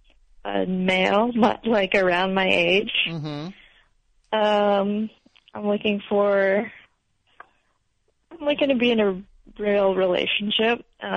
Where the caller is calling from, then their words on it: Somerville, Massachusetts, United States; I'm calling from Somerville, Massachusetts.